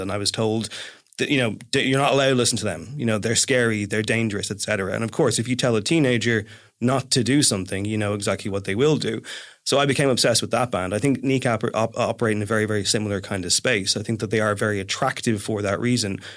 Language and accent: English; Ireland; I am from the Republic